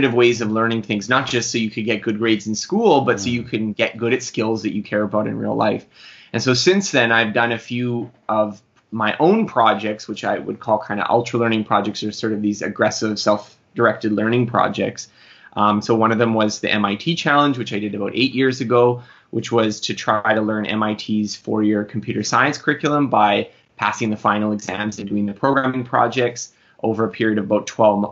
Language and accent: English; Manitoba, Canada; I grew up, I'm Canadian. I grew up in Manitoba, Canada